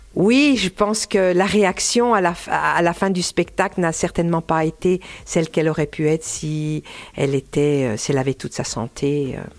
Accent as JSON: {"language": "French", "town": "Dole", "region": "Bourgogne-Franche-Comté", "country": "France", "tie": "born or raised there", "also_born_or_lived": "Pierre-de-Bresse", "moved": "yes", "said": "je suis née, à, à Dole, avec une maman jurassienne de Parcé"}